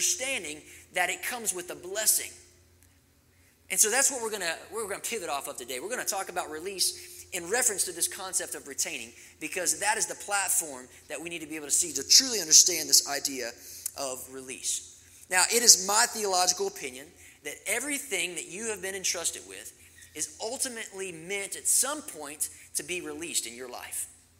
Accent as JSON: {"language": "English", "region": "Kentucky", "country": "United States", "tie": "born or raised there", "also_born_or_lived": "Arizona", "moved": "yes", "lives_now": "Colorado, United States", "said": "growing up in Kentucky and being in Arizona"}